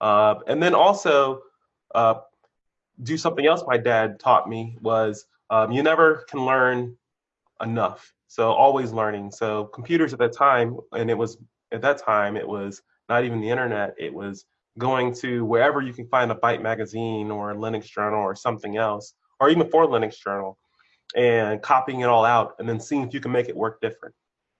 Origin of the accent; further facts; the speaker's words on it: Maryland, United States; also born or lived in Germany; I grew up, so I was a military brat, born somewhere in the United States on a military base, occupied Germany for a few years, and then came back here to Maryland, and I've been in Maryland and other places since the 80s.